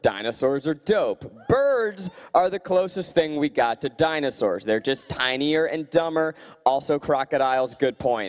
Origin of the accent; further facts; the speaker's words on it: New York, United States; I grew up in New York.